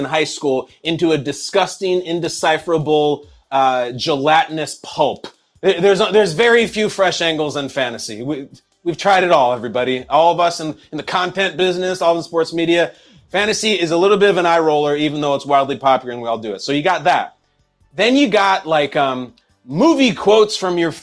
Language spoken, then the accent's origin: English; Chicago, Illinois, United States; I'm from Chicago